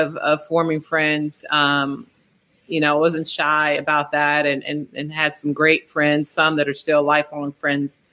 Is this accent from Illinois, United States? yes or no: yes; Chicago, Illinois, United States; I was from Chicago. It was because of how I was raised